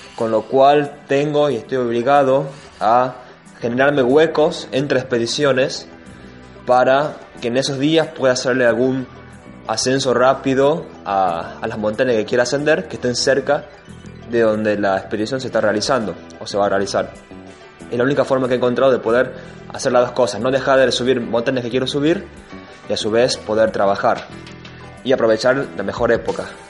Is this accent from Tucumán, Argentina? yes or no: yes; Tucumán, Argentina; como tucumano soy afortunado